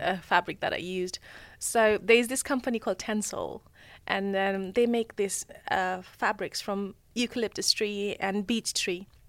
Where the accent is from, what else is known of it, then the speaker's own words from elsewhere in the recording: Nepal; moved away; growing up in Nepal, I find it that I lived a very sustainable life compared to here.